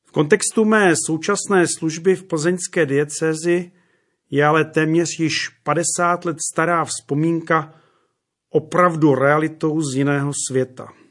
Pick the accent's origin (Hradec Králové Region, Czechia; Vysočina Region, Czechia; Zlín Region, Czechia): Hradec Králové Region, Czechia; Červený Kostelec; u nás doma v Podkrkonoší, v malém podhorském městě jménem Červený kostelec